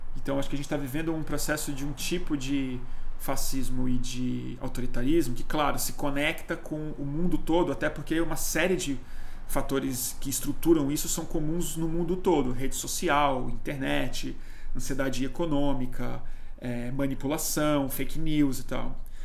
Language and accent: Portuguese; Brazil; eu sou brasileiro, né? Nós somos brasileiros